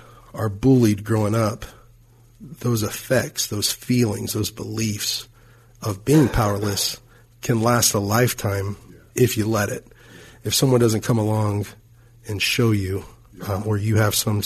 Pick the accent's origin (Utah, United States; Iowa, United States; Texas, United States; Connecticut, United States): Texas, United States; Fort Worth; moved away; my hometown in Fort Worth, Texas